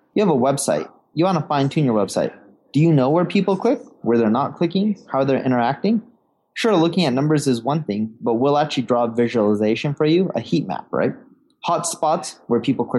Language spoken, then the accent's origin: English; Orange County, California, United States; also born or lived in London; now in Seattle, United States; I grew up in Orange County. My parents decided to move to California, right? Orange County, California, when I was a little baby